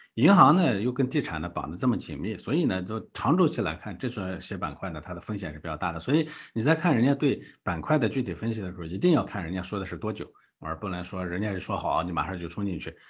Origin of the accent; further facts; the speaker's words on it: Gansu, China; 我的老家，对吧？这个中国最穷的省之一的这个甘肃